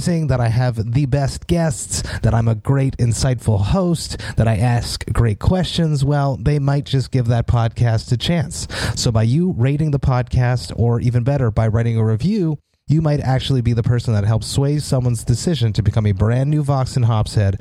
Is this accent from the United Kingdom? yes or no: no; Montreal, Quebec, Canada; in my hometown of Montreal